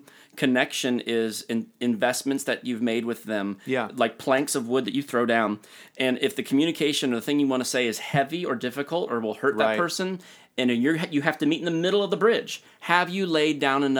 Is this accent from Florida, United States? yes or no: yes; Florida, United States; I came from South Florida and I don't understand.